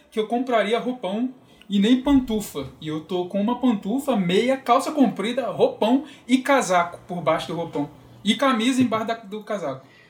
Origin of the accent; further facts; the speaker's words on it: Rio de Janeiro, Brazil; moved away; eu sou carioca